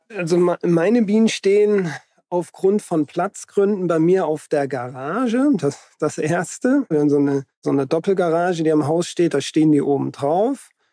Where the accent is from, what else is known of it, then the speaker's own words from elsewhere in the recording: Hesse, Germany; moved away; also ich bin ja in Hessen aufgewachsen